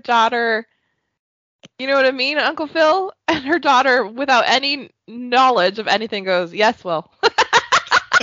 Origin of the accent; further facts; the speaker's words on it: Canada; I'm Canadian